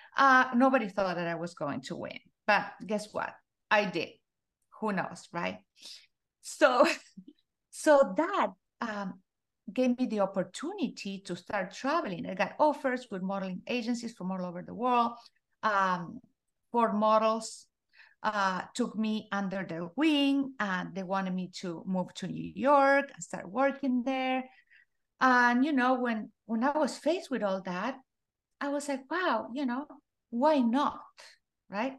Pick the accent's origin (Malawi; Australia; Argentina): Argentina; I was born in Argentina, uh, and I grew up in a very small town.